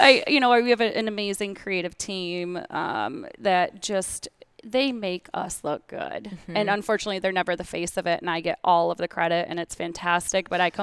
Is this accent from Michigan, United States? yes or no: yes; Michigan, United States; Traverse City. Well, near Traverse City, but yeah, northern Michigan area.